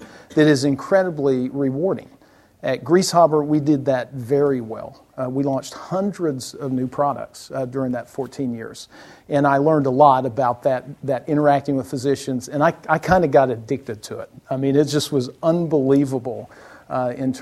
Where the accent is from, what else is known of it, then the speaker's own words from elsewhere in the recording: South Alabama, United States; moved away; I was born in South Alabama, as he mentioned, and I went to school at Auburn University